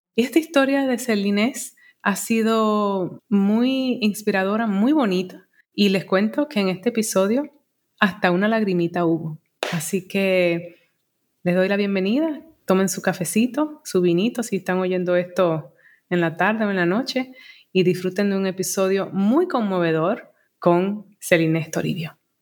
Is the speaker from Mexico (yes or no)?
no; Santo Domingo, Dominican Republic; moved away as an adult; also born or lived in Elizabeth, New Jersey, United States / New York, United States; yo llegué a Santo Domingo con dos años, me crié en Santo Domingo